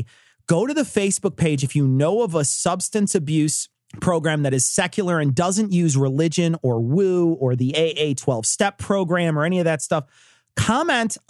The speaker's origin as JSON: {"language": "English", "town": "Chicago", "region": "Illinois", "country": "United States", "tie": "born or raised there", "said": "We're from Chicago. I grew up here"}